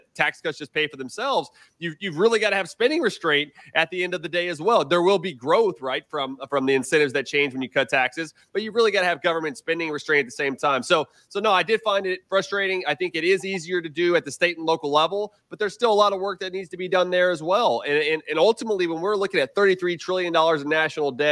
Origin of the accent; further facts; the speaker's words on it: Houston, Texas, United States; now in Round Rock, United States; I grew up in Houston, but now we're in Round Rock